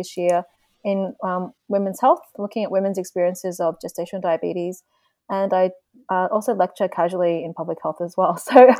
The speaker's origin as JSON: {"language": "English", "country": "Australia", "tie": "born or raised there", "also_born_or_lived": "Belgium", "first_language": "Vietnamese", "said": "because I was born and raised in Australia, like going to school, English becomes very dominant from a young age. So English is my primary language basically these days. But Vietnamese is, I am bilingual and I speak it pretty well."}